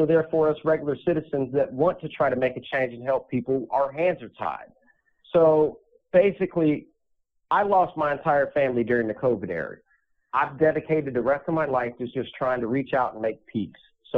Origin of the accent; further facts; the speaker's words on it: West Palm Beach, Florida, United States; also born or lived in Little Rock / Chicago / Cleveland / Russell's Point; I grew up in West Palm Beach, Florida. I lived in Little Rock, Arkansas. I lived in Chicago, Cleveland, Ohio, Russell's Point, Ohio.